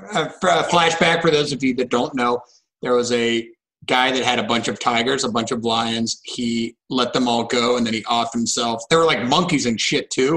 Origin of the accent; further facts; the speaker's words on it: Columbus, Ohio, United States; I grew up in Columbus, like Buckeye fan